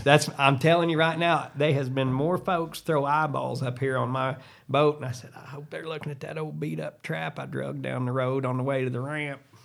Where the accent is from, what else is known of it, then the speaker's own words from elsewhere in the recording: Southern Illinois, United States; I'm from Southern Illinois, home of high school basketball